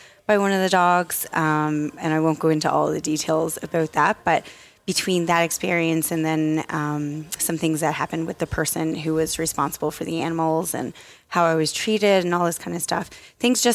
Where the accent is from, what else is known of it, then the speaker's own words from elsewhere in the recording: Newfoundland and Labrador, Canada; now in Halifax, Canada; I'm from Newfoundland, but I live in Halifax, Nova Scotia now.